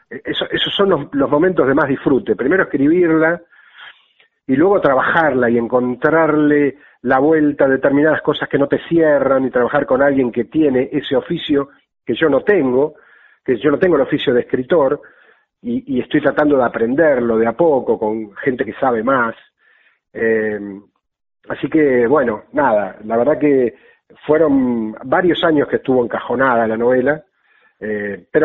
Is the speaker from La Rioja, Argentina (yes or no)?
no; Buenos Aires, Argentina; Soy de Caballito